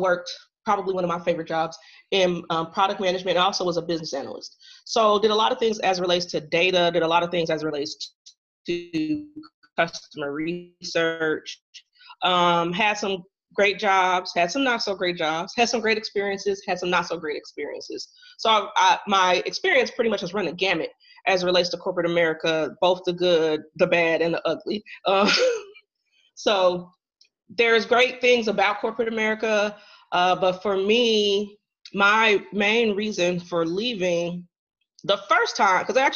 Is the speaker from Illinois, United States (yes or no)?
yes; Central Illinois, United States; also born or lived in Chicago suburbs; I am originally from Central Illinois.